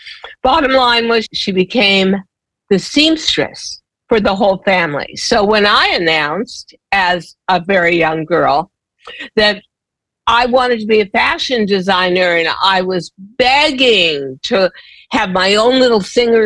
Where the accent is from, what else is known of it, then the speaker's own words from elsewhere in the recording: Los Angeles, California, United States; I grew up in Los Angeles. I grew up in Holmby Hills, which is sort of the poor man's Beverly Hills.